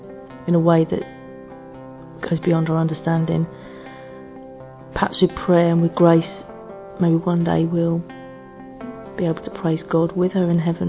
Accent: England, United Kingdom; I'm from England.

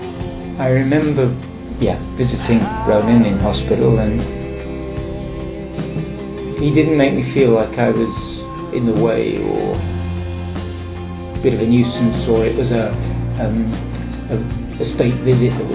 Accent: England, United Kingdom; from England

